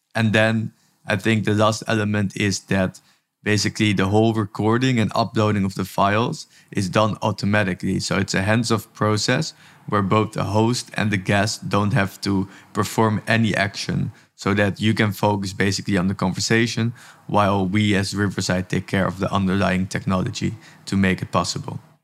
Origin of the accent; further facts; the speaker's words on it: Amsterdam, North Holland, Netherlands; now in Tel Aviv, Israel; I'm originally from Amsterdam, from the Netherlands, and actually am working from Tel Aviv, Israel